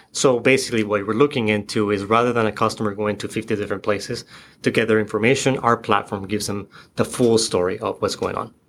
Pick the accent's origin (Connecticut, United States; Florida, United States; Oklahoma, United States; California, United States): Florida, United States; moved away as an adult; now in Seattle, United States; I'm from the East Coast. I, from Florida.